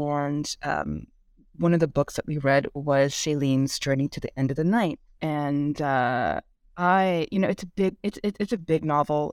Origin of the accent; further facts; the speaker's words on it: Bay Area, California, United States; first language Korean; English is a second language; I grew up in the California and Bay Area, which has a pretty substantial Asian community